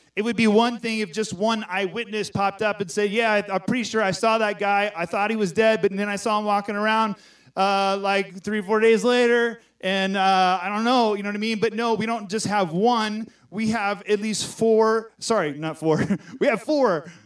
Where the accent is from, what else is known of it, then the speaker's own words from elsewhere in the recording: Texas, United States; I'm from Texas